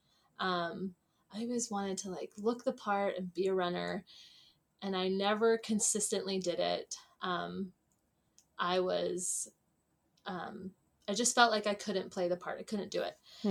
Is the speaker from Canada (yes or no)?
yes; Canada; moved away as an adult; now in New Zealand; I'm originally from Canada